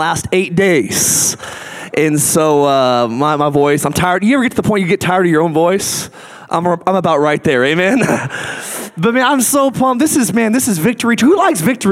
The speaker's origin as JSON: {"language": "English", "town": "Boise", "region": "Idaho", "country": "United States", "said": "I'm from Boise, Idaho"}